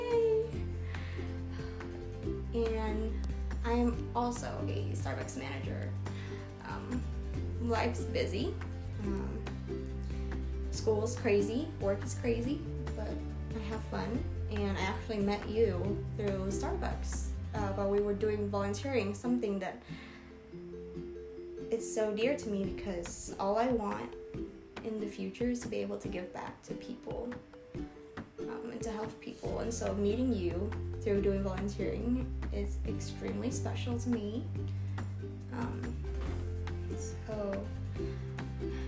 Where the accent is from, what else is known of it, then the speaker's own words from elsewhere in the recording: Vietnam; English is a second language; moved away; I was born in Vietnam in 1997